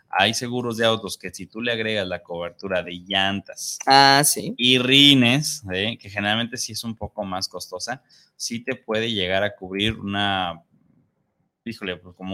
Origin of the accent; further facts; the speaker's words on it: Ciudad Juárez, Chihuahua, Mexico; saludos desde Ciudad Juárez para el programa Los que callamos los agentes que está muy chido